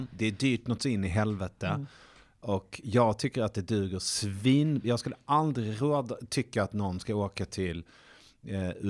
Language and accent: Swedish; Sweden; vi är svenskar.